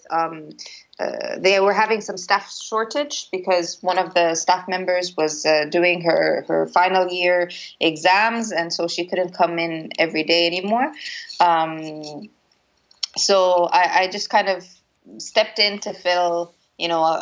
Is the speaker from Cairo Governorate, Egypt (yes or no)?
yes; Cairo, Cairo Governorate, Egypt; also born or lived in Toxteth, United Kingdom; I come from Cairo and I lived in Toxteth.